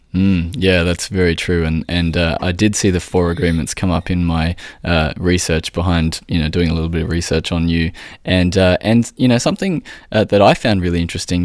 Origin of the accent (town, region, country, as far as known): Australia